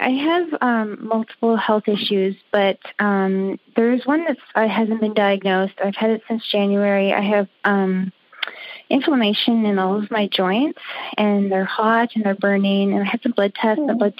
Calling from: Halifax, Nova Scotia, Canada; I'm calling from Halifax, Nova Scotia.

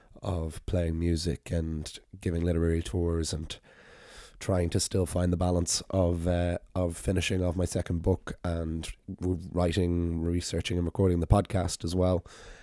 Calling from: Dublin, Leinster, Ireland; yes, I'm recording still from Dublin

